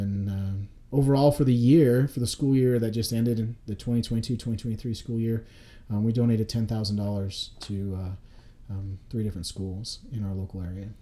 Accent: Nampa, Idaho, United States; I grew up in Nampa, Idaho

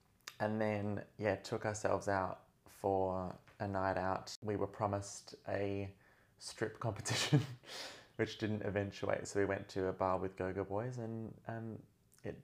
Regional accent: Australia; Everyone who knows I'm Australian, please forgive me for my Americanized pronunciation of some of these city names. I've kind of lost my way.

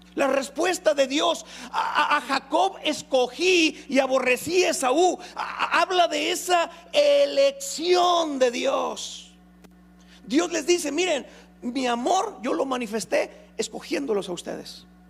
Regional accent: Nuevo León, Mexico; los nuevo leonenses, también somos de los primeros lugares

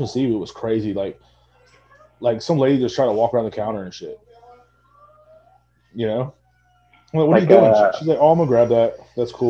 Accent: Texas, United States; born or raised there

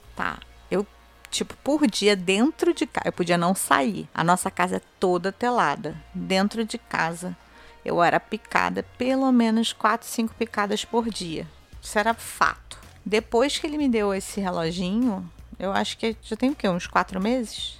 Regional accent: Rio de Janeiro, Brazil; eu tenho pertencimento, claro, da cidade que eu nasci. Eu amo o Rio de Janeiro

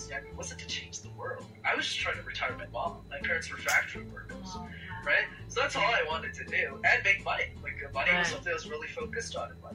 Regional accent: Canada; first language French; English is a second language; I'm Canadian

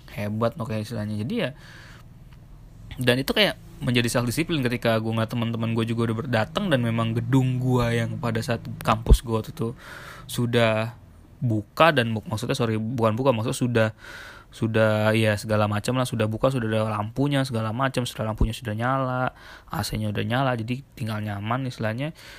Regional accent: Jakarta, Indonesia; moved away; also born or lived in Surabaya; gua tinggal di Surabaya selama enam tahun. dari gua, gua lahir di Jakarta, cuma setelah itu gua di Surabaya

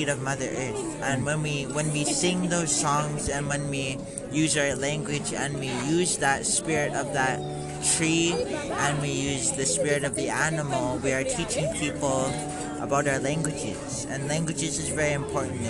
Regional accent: Brandon, Manitoba, Canada; I am a local from Brandon, Manitoba

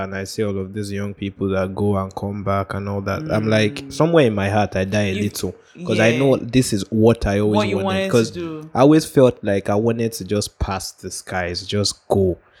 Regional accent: Nigeria; as a Nigerian kid

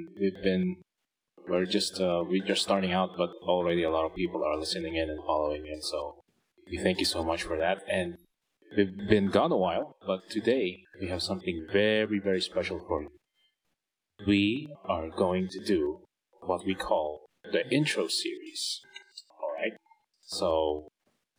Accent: Philippines; accent: Tagalog; My Tagalog accent is coming out.

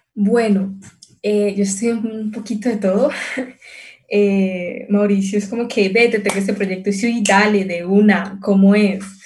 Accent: Palmira, Valle del Cauca, Colombia; yo soy de Palmira, entonces es como una hora

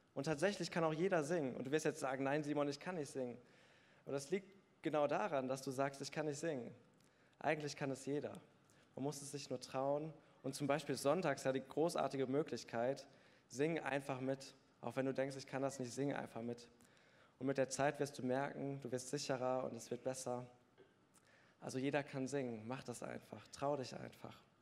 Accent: Bergneustadt, North Rhine-Westphalia, Germany; Ich bin in Bergneustadt groß geworden

